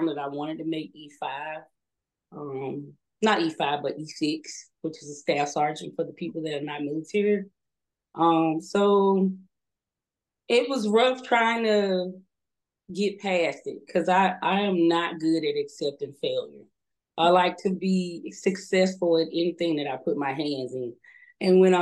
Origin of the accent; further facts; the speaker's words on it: Alabama, United States; moved away as an adult; Being fresh from the country, because I'm from the country, I'm from Alabama. We didn't have a lot of people living close to us. We didn't interact with a lot of people outside of my town